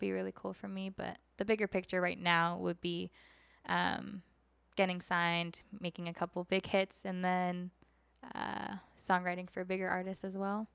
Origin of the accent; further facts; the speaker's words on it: Oceanside, California, United States; also born or lived in Minnesota; now in Las Vegas, United States; I grew up in Oceanside, California.